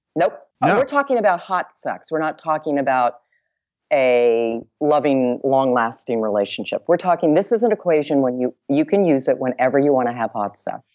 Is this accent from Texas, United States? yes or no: yes; Dallas, Texas, United States; I'm from Big D. Little A double L A S